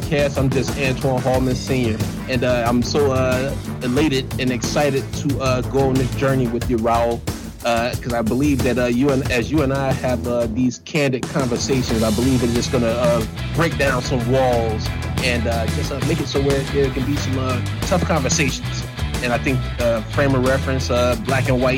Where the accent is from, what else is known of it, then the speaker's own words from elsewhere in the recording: United States; I was born in America.